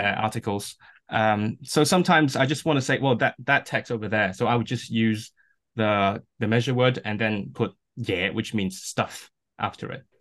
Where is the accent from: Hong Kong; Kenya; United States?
Hong Kong; first language Cantonese; English is a second language; now in Manchester, United Kingdom; my mother tongue is Cantonese, uh, which is from Canton, and I'm from Hong Kong myself. Uh, so I grew up speaking that, and I, um, I grew up in this environment that pretty much only speaks Cantonese.